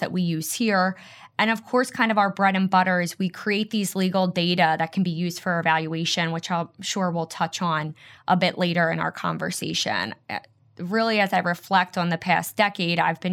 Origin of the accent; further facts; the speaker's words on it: Philadelphia, Pennsylvania, United States; I grew up in Philadelphia, and I'm still here